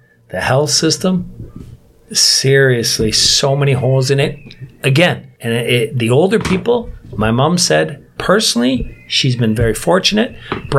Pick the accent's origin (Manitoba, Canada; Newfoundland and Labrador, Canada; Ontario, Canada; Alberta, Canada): Ontario, Canada; Niagara; now in South Korea; my hometown, Bri, Niagara